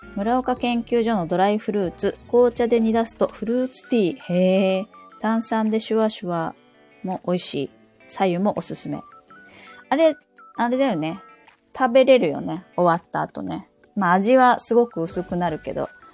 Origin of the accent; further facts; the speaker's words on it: Saitama, Japan; 私の地元は埼玉なんです